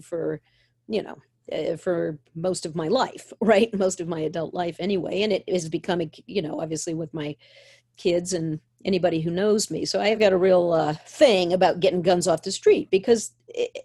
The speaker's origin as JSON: {"language": "English", "region": "Maine", "country": "United States", "tie": "born or raised there", "said": "I grew up in Maine."}